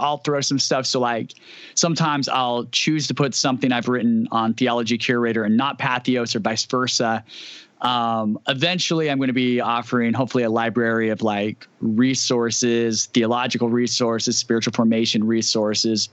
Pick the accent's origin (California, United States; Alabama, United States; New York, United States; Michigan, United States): California, United States; near Fresno, Central; now in Seattle, United States; I grew up in Central California. So near Fresno, that'd be the closest major city, but farmland everywhere